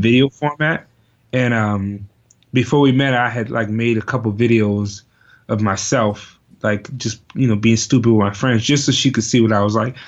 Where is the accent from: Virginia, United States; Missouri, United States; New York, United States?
Virginia, United States; moved away; also born or lived in Richmond / Prince George / Norfolk; I'm originally from Virginia